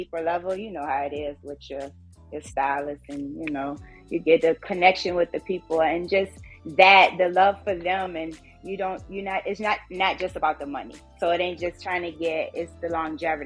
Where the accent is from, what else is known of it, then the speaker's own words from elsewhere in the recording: Richmond, Virginia, United States; I'm from Richmond, Virginia, born and raised